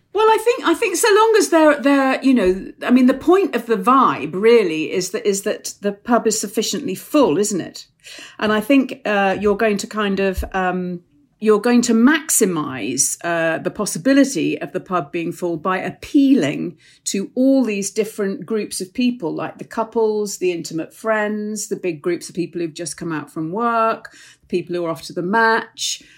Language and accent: English; Hoylake, North West England, United Kingdom; am from Hoylake